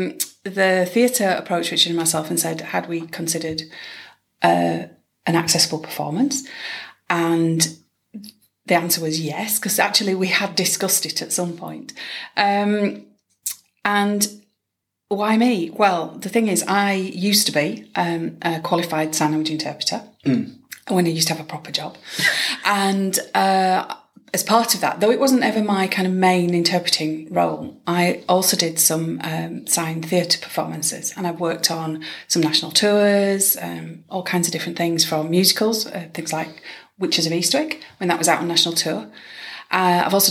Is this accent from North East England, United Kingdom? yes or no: no; Yorkshire and the Humber, United Kingdom; accent: Yorkshire (in BSL); I automatically sign with a Yorkshire accent.